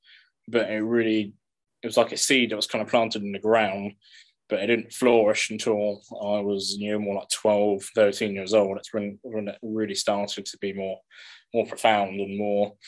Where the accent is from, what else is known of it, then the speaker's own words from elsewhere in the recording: England, United Kingdom; growing up in England